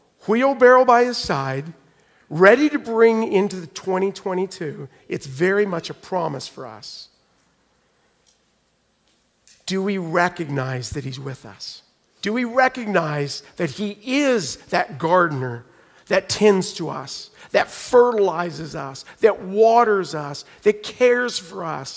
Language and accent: English; Oklahoma, United States; moved away; I'm from Oklahoma, so we get like sliding into snow and ice